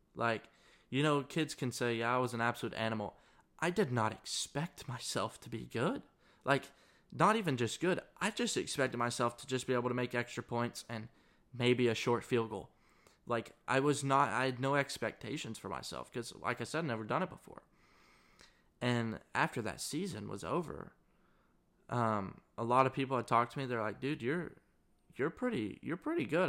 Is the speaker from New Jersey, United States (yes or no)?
no; Searcy, Arkansas, United States; moved away as an adult; now in Mississippi, United States; I am from Searcy, Arkansas, which is about a twenty-five thousand person town in the middle of Arkansas